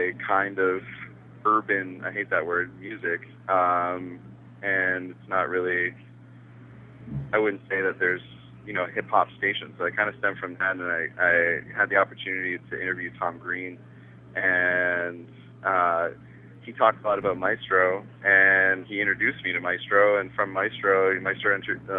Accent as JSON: {"language": "English", "country": "Canada", "said": "when people ask me, where are you from? And I'm like, Canada"}